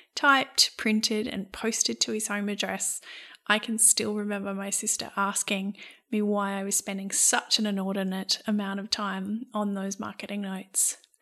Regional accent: Brisbane, Queensland, Australia; our experience of growing up in Brisbane

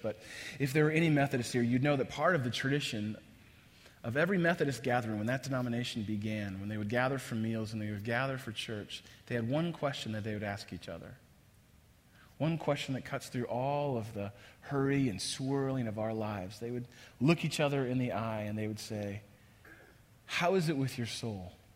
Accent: across the bay from San Francisco, Northern California, United States; moved away as an adult; now in Chicago, United States; I grew up in Northern California. First half of my life, I spent just across the bay of San Francisco

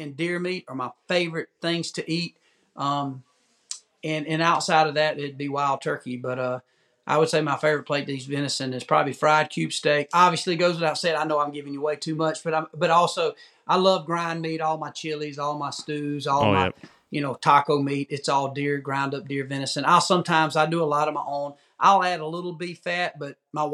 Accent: the South, United States; I'm from the South

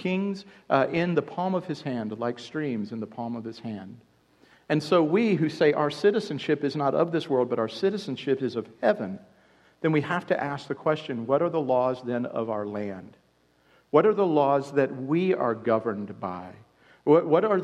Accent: United States; introducing myself as an American

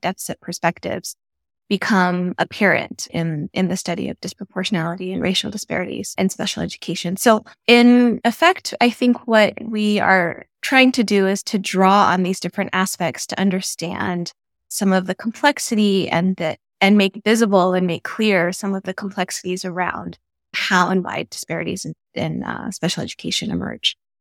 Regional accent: Albuquerque, New Mexico, United States; now in Tucson, United States; growing up in Albuquerque, New Mexico, and also being the daughter of Ethiopian immigrants

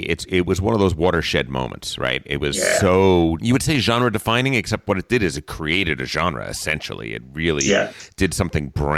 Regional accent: East Coast, United States; moved away; I come from the East Coast

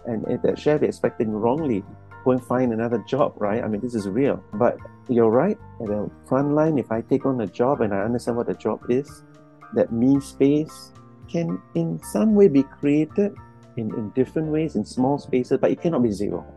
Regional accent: Singapore; me being from Singapore, going over to Sweden

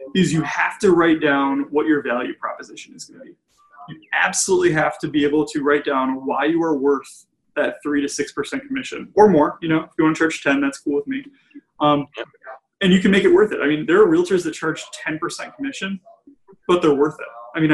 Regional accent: Plymouth, United States; Yeah. I mean, growing up in Plymouth, my parents' realtor, who I've never met, but I talk about her in every presentation I do.

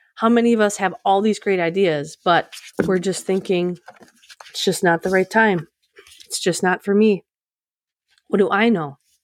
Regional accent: Midwest, United States; I'm from the Midwest, so we like to start families right out of high school

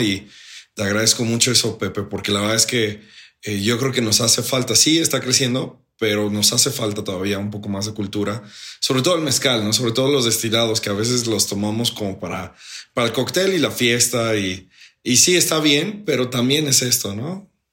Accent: Mexico; todos como buenos mexicanos

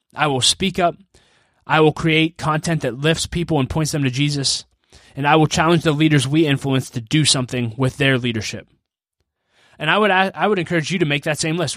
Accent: Pittsburgh, Pennsylvania, United States; my hometown of Pittsburgh, Pennsylvania

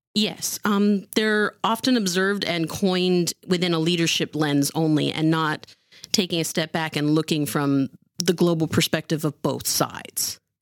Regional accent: Santa Clara, California, United States; I'm actually from Santa Clara.

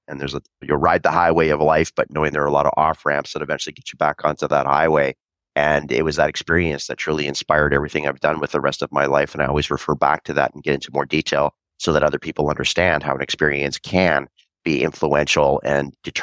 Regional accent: Vancouver, British Columbia, Canada; I was born and raised in Vancouver, Canada

